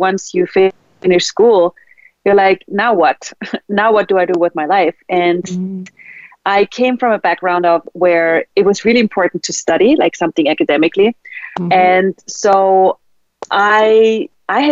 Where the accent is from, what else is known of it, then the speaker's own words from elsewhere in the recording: Austria; English is a second language; moved away as an adult; also born or lived in Sweden; I was brought up in Austria